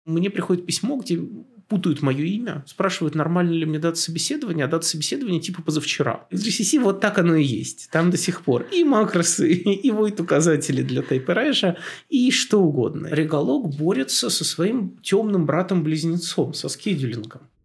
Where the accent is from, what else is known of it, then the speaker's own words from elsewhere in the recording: Tula, Tula Oblast, Russia; moved away; я сам из Тулы